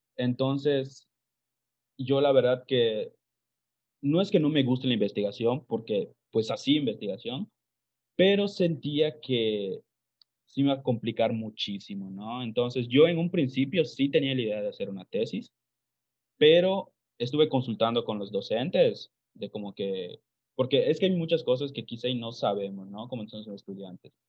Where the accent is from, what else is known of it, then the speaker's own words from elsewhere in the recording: Calkiní, Campeche, Mexico; yo soy de Calquiní, Campeche, para los que no sepan, es una ciudad a una hora más o menos de la ciudad de Mérida.